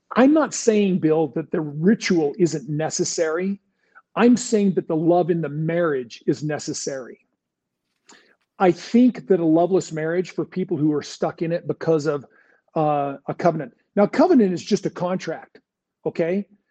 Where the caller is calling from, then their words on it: California, United States; I'm calling from California